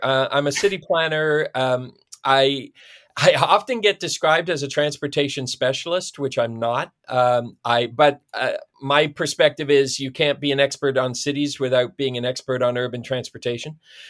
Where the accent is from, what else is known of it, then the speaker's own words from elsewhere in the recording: Perth, Ontario, Canada; I was born and raised in Ontario, town of Perth, Ontario is my hometown.